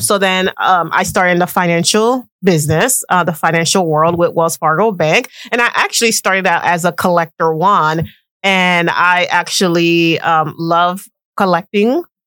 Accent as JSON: {"language": "English", "country": "Haiti", "also_born_or_lived": "West Palm Beach, Florida", "said": "I am Haitian. 100%. 100%."}